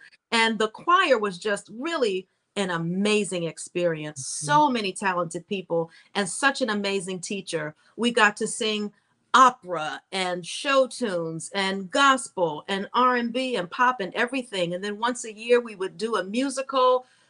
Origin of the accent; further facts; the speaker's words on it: New York, United States; I came out here from New York and I've been here ever since.